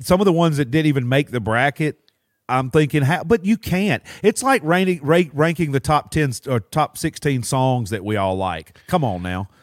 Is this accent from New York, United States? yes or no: no; Alabama, United States; also born or lived in Mississippi; now in Florida, United States; I was born in Mississippi and raised in Alabama